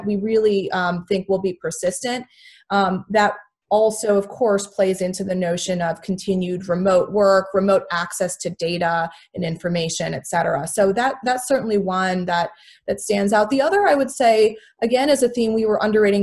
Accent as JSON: {"language": "English", "town": "St. Charles", "region": "Illinois", "country": "United States", "tie": "born or raised there", "said": "I grew up in the Midwest. I grew up in a small town with lots of cornfields called St. Charles, Illinois."}